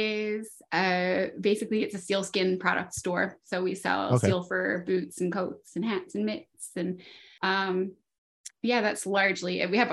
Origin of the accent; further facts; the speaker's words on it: Newfoundland and Labrador, Canada; Oh, something cool about my hometown. It's a pretty cool place to have access to sea and mountains, Newfoundland version of mountains anyway.